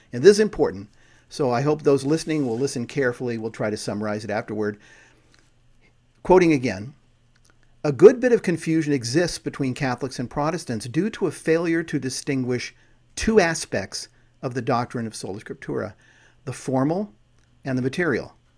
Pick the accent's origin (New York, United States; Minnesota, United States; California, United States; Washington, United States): California, United States; I grew up in California. So I grew up with earthquakes